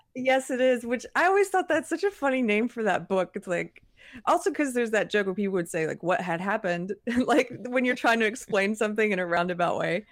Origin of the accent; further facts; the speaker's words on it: South Carolina, United States; I'm from South Carolina